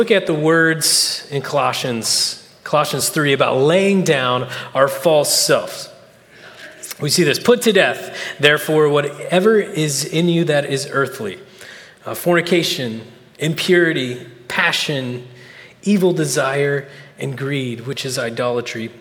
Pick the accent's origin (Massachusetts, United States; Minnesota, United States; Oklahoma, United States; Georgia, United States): Oklahoma, United States; moved away as an adult; now in California, United States; I'm from Oklahoma. We don't get out a lot